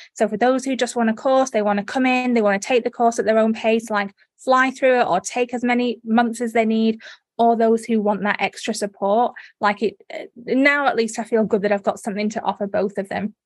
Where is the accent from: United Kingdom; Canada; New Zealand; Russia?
United Kingdom; accent: northern; moved away as an adult; also born or lived in North Derbyshire / Leeds; now in Australia; I was born in the Midlands, and then I, but most of my adult life I spent in North Derbyshire, near near the Manchester area